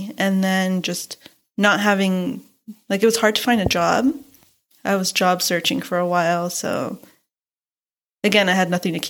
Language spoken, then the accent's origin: English; California, United States; moved away as an adult; now in Missouri, United States; I moved from California to Missouri.